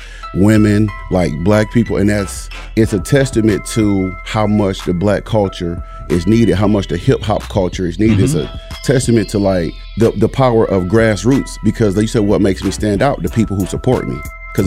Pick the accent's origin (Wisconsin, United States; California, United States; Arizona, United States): Wisconsin, United States; Milwaukee; now in Madison, United States; I didn't grow up here. I'm originally from Milwaukee.